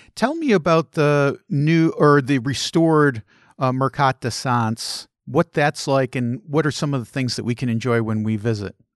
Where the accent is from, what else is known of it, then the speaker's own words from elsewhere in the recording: United States; as an American